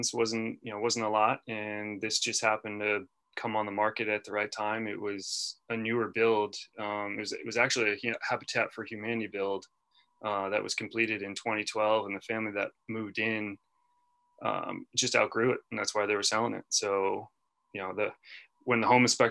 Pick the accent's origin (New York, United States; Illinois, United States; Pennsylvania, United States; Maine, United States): Maine, United States; Portland; also born or lived in Fayetteville, North Carolina; now in Manchester, United States; the Portland, Maine area where I grew up